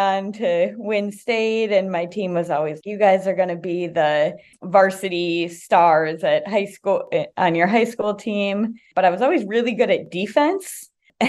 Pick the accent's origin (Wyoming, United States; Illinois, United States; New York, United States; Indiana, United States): Indiana, United States; now in San Francisco, United States; I'm from Indiana